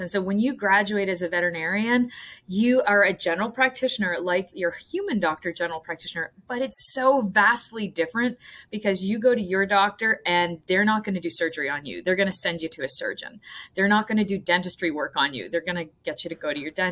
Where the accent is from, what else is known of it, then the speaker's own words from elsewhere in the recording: Nova Scotia, Canada; moved away as an adult; also born or lived in Ontario; I grew up in Nova Scotia